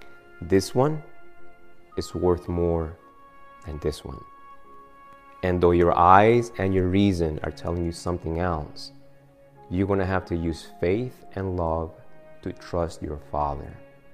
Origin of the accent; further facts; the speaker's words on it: Argentina; English is a second language; I am from Argentina originally.